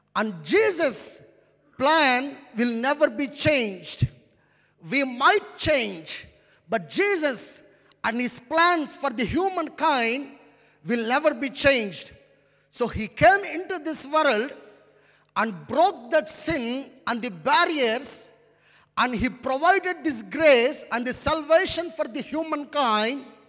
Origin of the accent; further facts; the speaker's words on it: India; first language Telugu; English is a second language; I come from India.